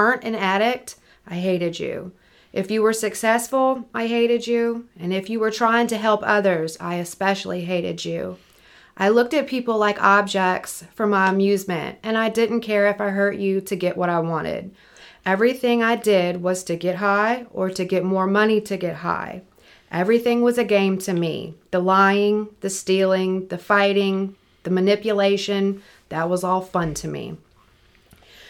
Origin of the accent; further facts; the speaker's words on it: Picayune, Mississippi, United States; moved away; I'm from Picayune originally